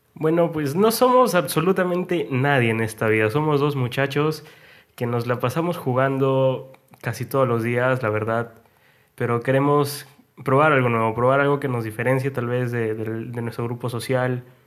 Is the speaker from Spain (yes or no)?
no; Peru; somos de Perú